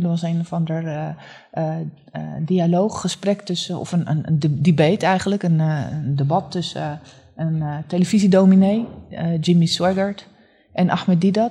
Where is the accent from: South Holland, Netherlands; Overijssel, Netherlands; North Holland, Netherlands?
North Holland, Netherlands; Haarlem; also born or lived in Leiden; ben geboren en getogen in Haarlem